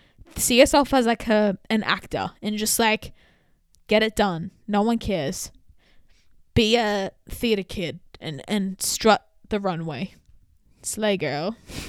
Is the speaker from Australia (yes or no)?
yes; Australia; I grew up in Australia. I've definitely experienced racism.